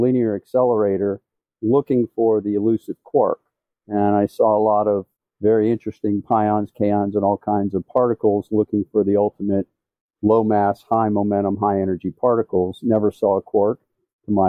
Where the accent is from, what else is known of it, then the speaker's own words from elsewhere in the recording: Washington, District of Columbia, United States; As a kid growing up in the Washington, D.C. area